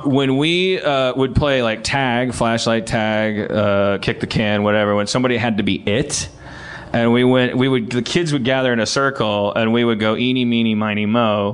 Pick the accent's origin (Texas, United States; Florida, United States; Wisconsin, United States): Wisconsin, United States; I'm from Wisconsin